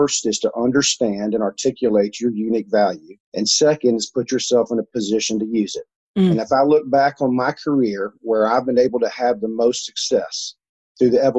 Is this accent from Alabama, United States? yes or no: yes; Mobile, Alabama, United States; accent: Alabama; My accent is actually an Alabama accent. So I grew up and I had the chance to be part of this school, St. Paul's Day School down in Mobile, Alabama